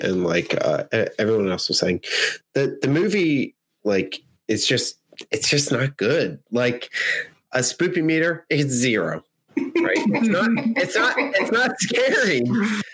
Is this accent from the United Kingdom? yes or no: no; United States; we as Americans